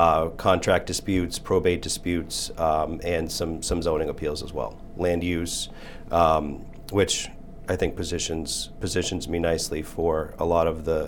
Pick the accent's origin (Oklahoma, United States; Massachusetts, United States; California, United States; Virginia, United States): Massachusetts, United States; Quincy; I am a lifelong Quincy Point resident, lifelong Ward 2 resident. I grew up on Graham Street, and I currently own a home on Mount Street.